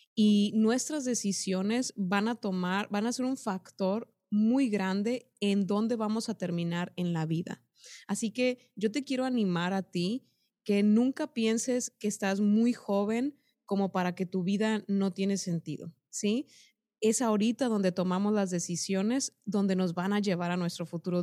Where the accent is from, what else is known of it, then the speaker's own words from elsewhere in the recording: Mexico; como mexicanos y como este lado del mundo